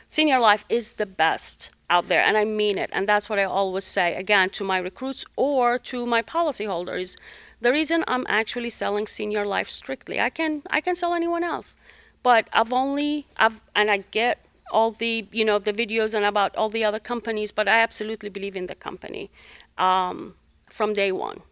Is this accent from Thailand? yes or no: no; Jordan; moved away as an adult; now in United States; I'm originally from the Middle East, from Jordan